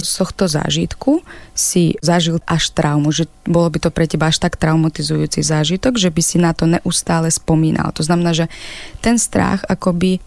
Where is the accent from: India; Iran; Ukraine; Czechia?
Ukraine; Slovak is a second language; moved away as an adult; now in Slovakia; aj keď žijem na Slovensku, stále som Ukrajinka